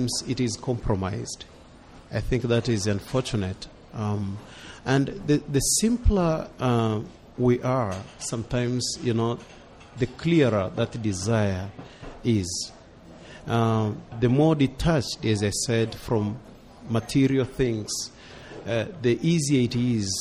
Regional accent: Tanzania; moved away as an adult; now in United States; I come from Africa

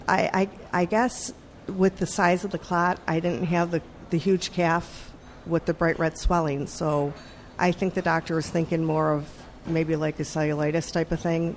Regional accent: Buffalo, New York, United States; now in Richmond, United States; I am originally from Buffalo, New York.

